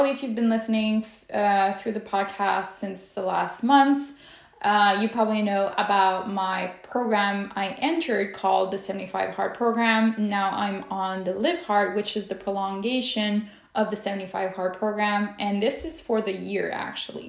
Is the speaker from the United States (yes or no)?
no; Quebec City, Quebec, Canada; I am from Quebec City, Canada